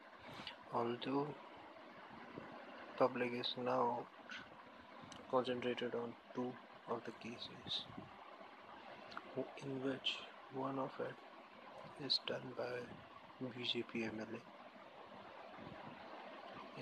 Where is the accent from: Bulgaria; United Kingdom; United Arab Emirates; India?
India; I'm basically from India